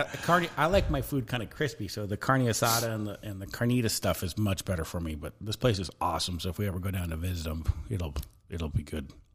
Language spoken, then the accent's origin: English; Southern California, United States; where I grew up in Southern California